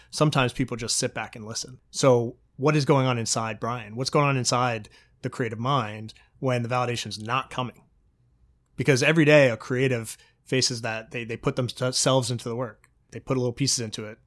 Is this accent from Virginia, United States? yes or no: yes; Virginia, United States; moved away; people I grew up with in Virginia